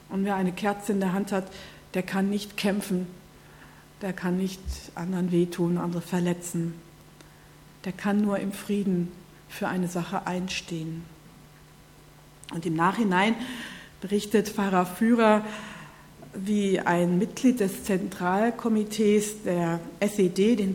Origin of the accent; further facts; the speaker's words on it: North Rhine-Westphalia, Germany; aber aus meiner Heimat, so die Gegend Nordrhein-Westfalen